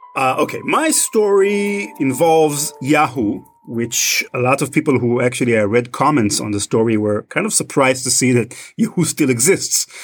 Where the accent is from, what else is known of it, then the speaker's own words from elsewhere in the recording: Israel; accent: Israeli; I'm originally from Israel, as may, some of you may be noticing from my accent.